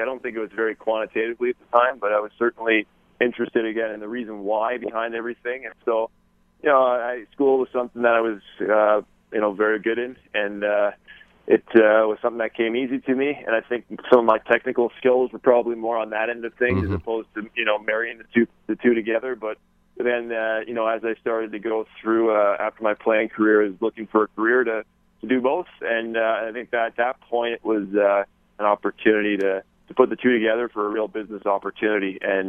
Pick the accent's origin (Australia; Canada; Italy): Canada; I think that's every kid's dream growing up in Canada is to play.